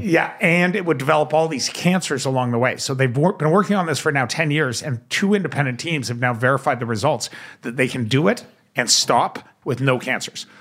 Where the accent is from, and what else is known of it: Canada